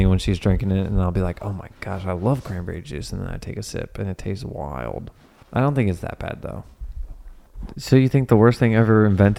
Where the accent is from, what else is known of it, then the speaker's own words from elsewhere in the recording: Cincinnati, Ohio, United States; I'm from Cincinnati, and like in Cincinnati, people will call it pop.